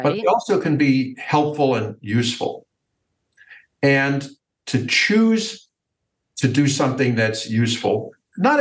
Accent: United States; I grew up in the United States

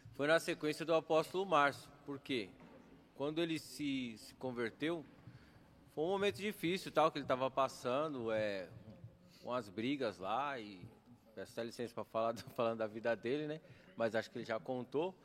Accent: Suzano, São Paulo, Brazil; Fui criado aqui em Suzano, estudei aqui na, na escola de Davi Jorge Cury

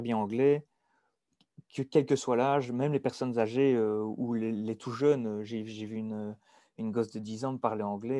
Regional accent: Dinant, Wallonia, Belgium; accent: Belgian; moved away as an adult; also born or lived in Liège / Norway; je suis belge. Donc, je viens plus précisément de Dinan

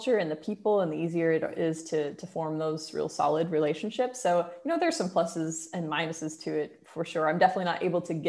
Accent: United States; moved away as an adult; also born or lived in London; now in Portugal; my hometown in the US

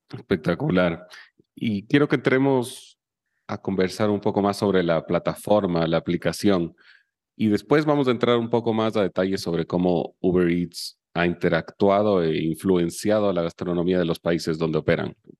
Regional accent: Chile; Yo soy chileno

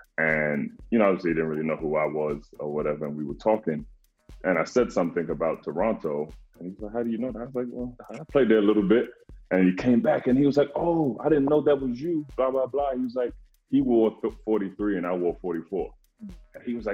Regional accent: Ghana; It's my hometown, my home country of Mama Ghana.

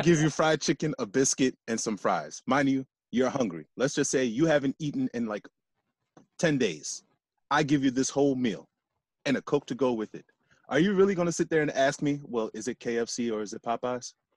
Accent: United States; I grew up here in the States

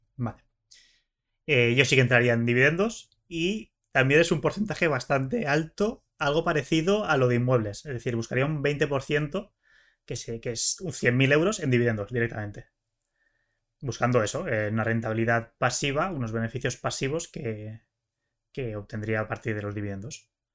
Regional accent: Barcelona, Catalonia, Spain; yo soy de Barcelona

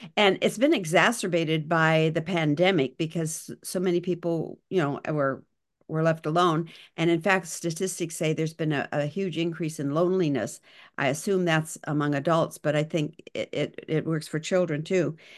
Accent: Ismay, Montana, United States; moved away; also born or lived in California; in Ismay. Montana, where I grew up.

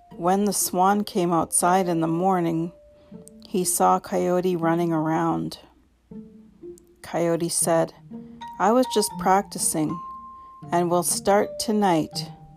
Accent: Canoe Creek, Dog Creek, British Columbia, Canada; now in Kamloops, Canada; I come from Canoe Creek, Dog Creek

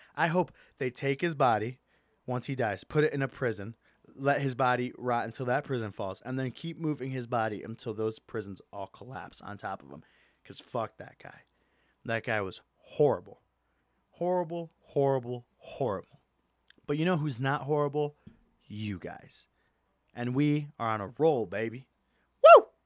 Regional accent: Michigan, United States; moved away; Not my hometown, my home state, Michigan.

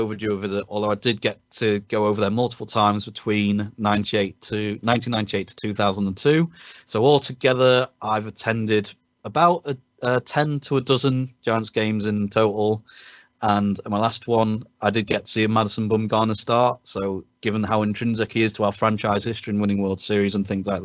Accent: United Kingdom; us as British sports fans

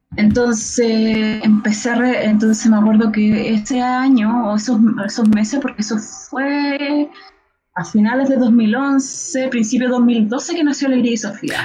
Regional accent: Chile; como el, chileno en general

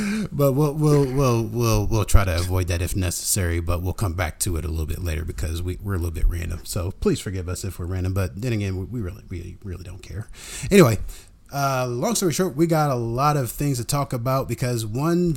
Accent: Columbus, United States; we're not from Brooklyn. We're from Columbus

